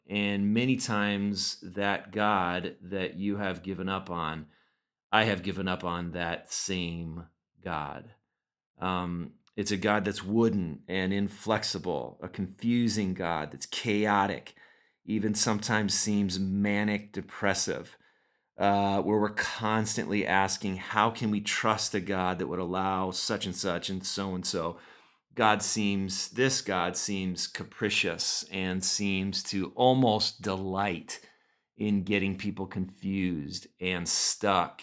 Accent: Oxnard, California, United States; moved away; I grew up in Oxnard, just about sixty miles north of L A, uh, right on the coast

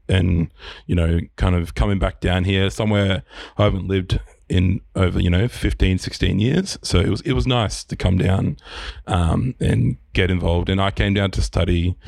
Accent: Queensland, Australia; moved away as an adult; also born or lived in Melbourne, Australia / Bundaberg, Queensland; I grew up in Queensland

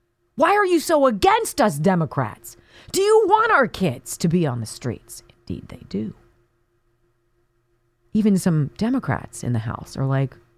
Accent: Enterprise, Alabama, United States; There was a newlywed couple from my hometown of Enterprise, Alabama, named Angel and Jeremy Say.

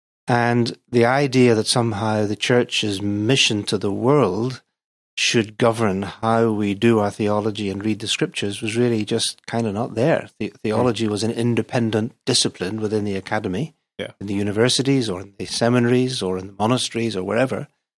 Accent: Belfast, Northern Ireland, United Kingdom; accent: Northern Irish; the accent, just in case people are wondering, is from Northern Ireland. That's born and brought up in Belfast, but my parents had been missionaries before I was born in Brazil.

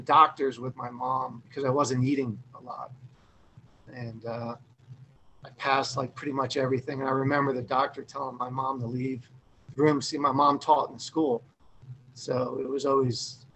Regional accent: Parsippany, New Jersey, United States; I grew up in Parsippany at this little pool called Glacier Hills

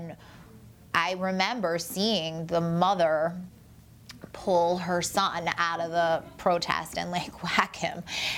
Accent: Baltimore, Maryland, United States; And I am born and raised in Baltimore. My mom is born and raised in Baltimore.

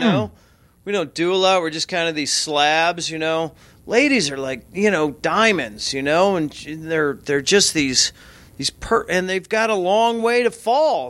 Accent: Chicago, Illinois, United States; I grew up in Chicago

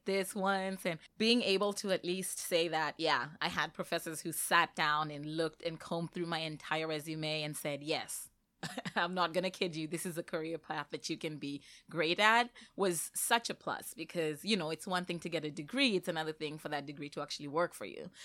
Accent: Zimbabwe; moved away as an adult; I came to Northeastern straight from Zimbabwe. That's where, um, I had completed my I B program

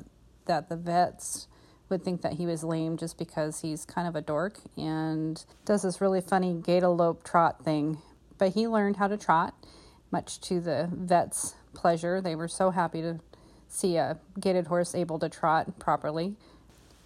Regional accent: Olympic Peninsula, Washington, United States; I'm from the Olympic Peninsula in Washington State.

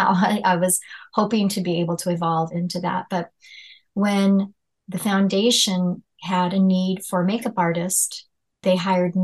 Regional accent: California, United States; growing up in California

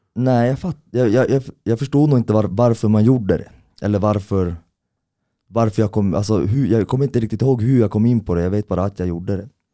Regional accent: Kiruna, Norrbotten County, Sweden; jag är uppvuxen här i Kiruna

